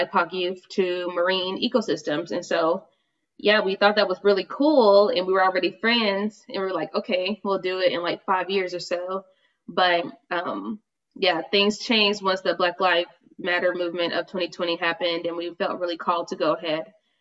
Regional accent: the Carolinas, United States; moved away; I'm from the Carolinas

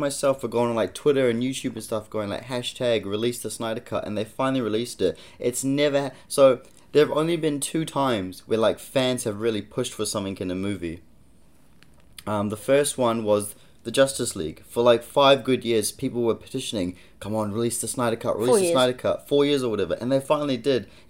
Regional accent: Auckland, New Zealand; Auckland. This is my backyard, my hometown

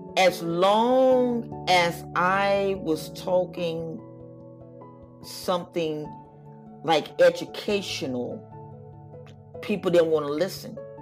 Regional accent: United States; we are Americans

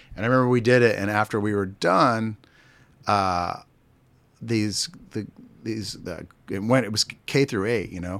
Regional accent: Pittsburgh, Pennsylvania, United States; now in Kansas City, United States; I was born in Pittsburgh, Pennsylvania

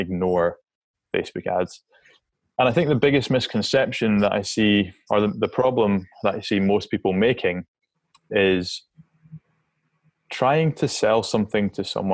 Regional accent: Scotland, United Kingdom; I'm a Scottish outdoors guy

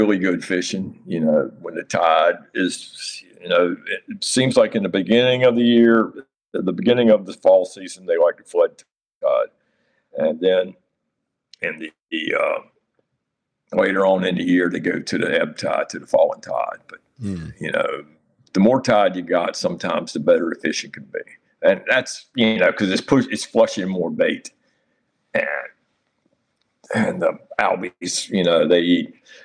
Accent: Nags Head, North Carolina, United States; also born or lived in Harkers Island, North Carolina; I grew up in Nags Head, and that's my home in Nags Head

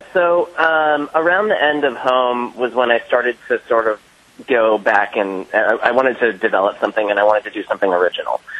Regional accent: Bay Area, California, United States; I'm actually from the Bay Area

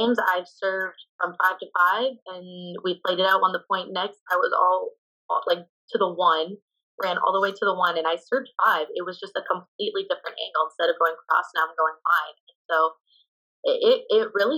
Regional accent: Canada; moved away

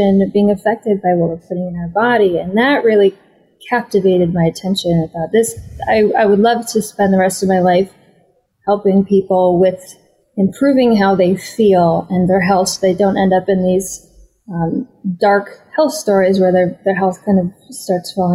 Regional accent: Minnesota, United States; now in California, United States; growing up in the Midwest in America, in Minnesota

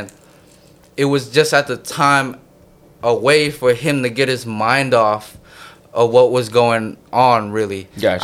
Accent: San Jose, California, United States; also born or lived in Connecticut; Bay Area is where I'm from

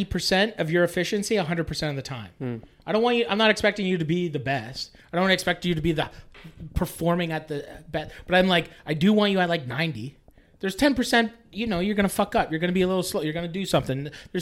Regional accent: Poughkeepsie, New York, United States; I never wanted to move back to my hometown. You know, it was just like one of those things where I was just like, why? Like, I need to be in Toronto.

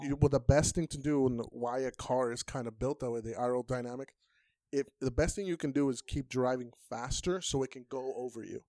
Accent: Nuevo Laredo, Tamaulipas, Mexico; up in Nuevo Laredo

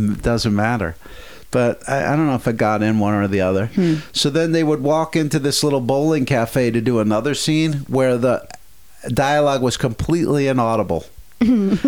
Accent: Matawan, New Jersey, United States; moved away; I'm from Mattawan. It was like two towns over

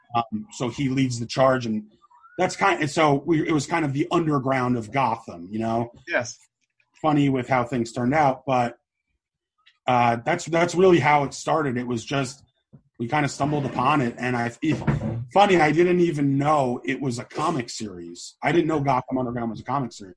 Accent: Oakland, New Jersey, United States; I grew up in Oakland, New Jersey

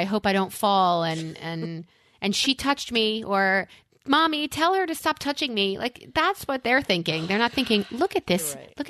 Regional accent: New York, United States; as a New Yorker

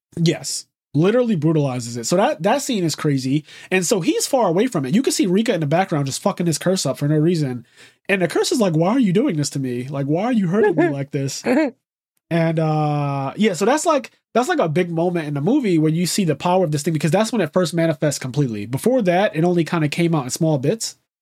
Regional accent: United States; first language English; being an American, being an English speaker is my first language and really the only language that I speak

